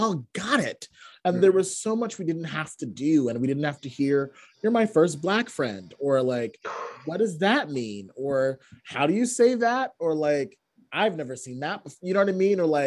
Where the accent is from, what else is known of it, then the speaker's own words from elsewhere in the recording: Boston, Massachusetts, United States; also born or lived in Connecticut; I was born in Boston, but then I left and I grew up in Connecticut for 7 years and then I moved back.